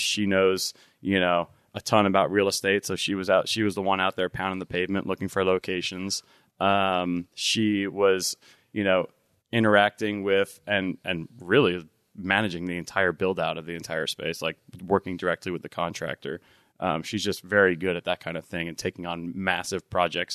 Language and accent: English; New Jersey, United States; moved away as an adult; now in Tacoma, United States; I'm originally from New Jersey.